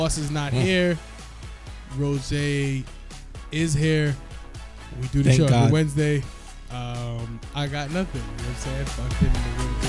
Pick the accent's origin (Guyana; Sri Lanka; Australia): Guyana; Yes, I'm Guyanese.